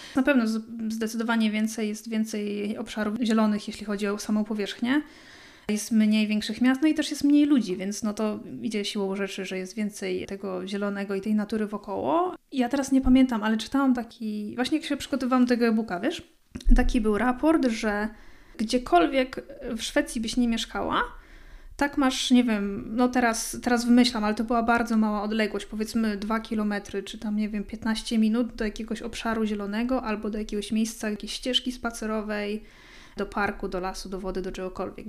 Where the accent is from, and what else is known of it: Poland; moved away as an adult; now in Sweden